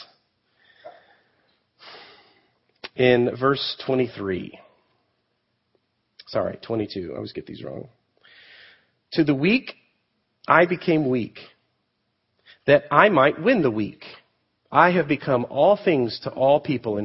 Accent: United States; we as American Christians, particularly in the Reformed faith

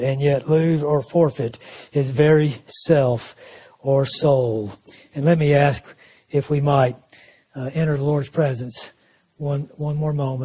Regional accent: Greenville, South Carolina, United States; Greenville, South Carolina, my hometown.

